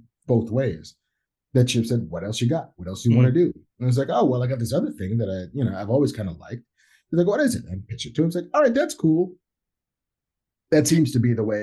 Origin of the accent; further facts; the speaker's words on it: Long Island, New York, United States; also born or lived in Bronx, New York / Manhattan, New York; I was born in the Bronx and grew up on Long Island